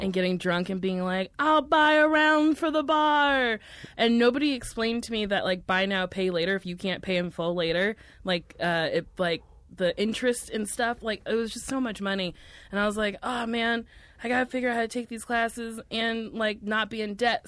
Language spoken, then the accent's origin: English; Middletown, New Jersey, United States; moved away; also born or lived in New York; Middletown, New Jersey.